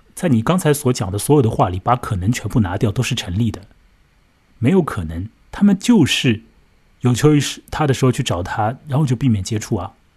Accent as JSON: {"language": "Chinese", "country": "China", "said": "我们中国人"}